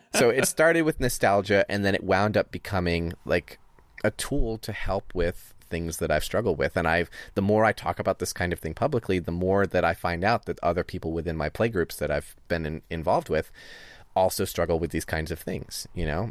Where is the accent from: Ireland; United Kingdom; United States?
United States; Northeast; I grew up with it in the Northeast